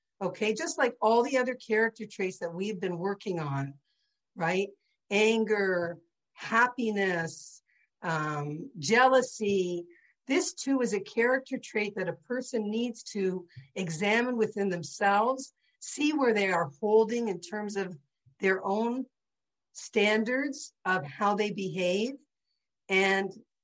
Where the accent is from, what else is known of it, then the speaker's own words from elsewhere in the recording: St. Catharines, Ontario, Canada; growing up in St. Catharines in a traditional Jewish home